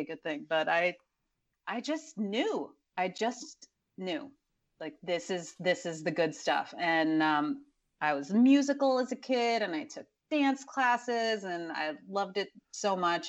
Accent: Dallas, Texas, United States; born or raised there; also born or lived in College Station, Texas / Mexico

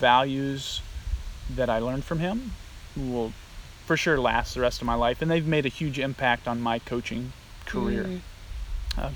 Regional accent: Illinois, United States; moved away as an adult; also born or lived in Kansas / Nebraska; now in Akron, United States; I grew up on, like I said earlier, a farm, and I'm from Illinois originally

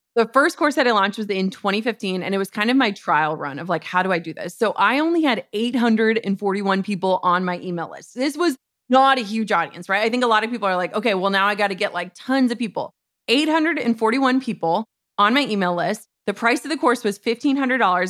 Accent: Minnesota, United States; we're from Minnesota

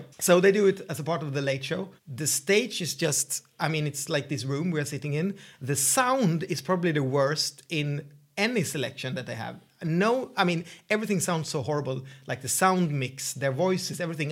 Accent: Sweden; English is a second language; I'm the Swedish host.

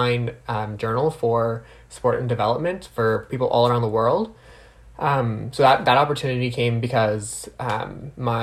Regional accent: New Brunswick, Canada; now in Ottawa, Canada; I'm originally from New Brunswick, so I do like to shout out to my East Coast family

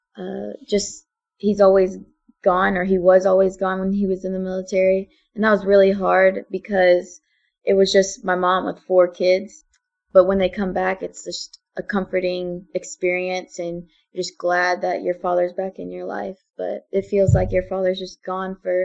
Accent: Enterprise, Alabama, United States; also born or lived in San Antonio, Texas / Hawaii; we came to Enterprise, Alabama. So he worked on Fort Rucker, and he finished out his career at Fort Rucker, and we've stayed there. And we've been at Enterprise for about 12 years now

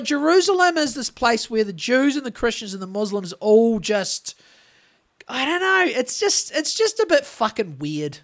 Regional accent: New Zealand; Being a Kiwi

